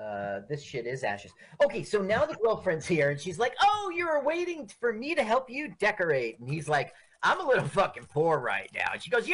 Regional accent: Phoenix, Arizona, United States; moved away; I grew up in Phoenix

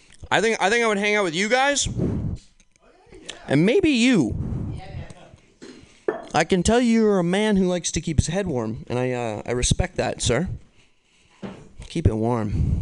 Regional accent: New York, United States; I'm from New York.

